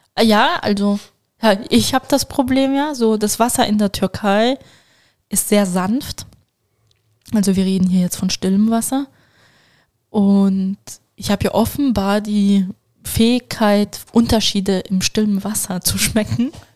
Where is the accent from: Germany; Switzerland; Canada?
Switzerland; als Schweizer